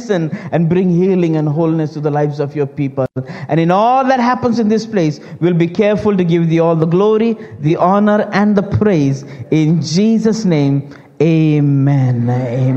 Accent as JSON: {"language": "English", "country": "India", "tie": "born or raised there", "moved": "yes", "lives_now": "United States", "said": "I'm Indian by race, Christian by grace, and American by craze. As born in India, and some years ago, me and our family, we moved to the United States"}